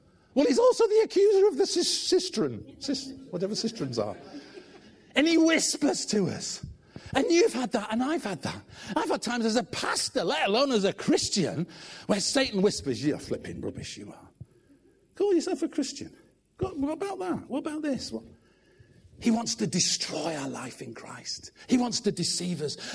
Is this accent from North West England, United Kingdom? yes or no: yes; Manchester, North West England, United Kingdom; assistant pastor in the church I grew up in Manchester